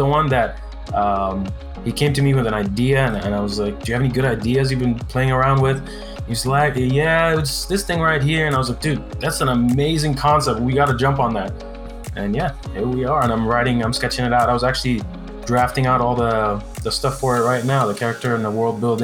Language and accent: English; Cairo, Cairo Governorate, Egypt; now in California, United States; I'm originally from Egypt. I'm Egyptian. So I was born in Cairo, Egypt, in like the slums